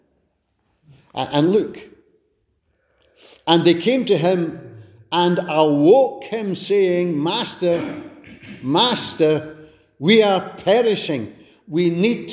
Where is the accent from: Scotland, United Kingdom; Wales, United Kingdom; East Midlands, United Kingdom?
Scotland, United Kingdom; Glasgow; moved away; I'm a wee fella from Glasgow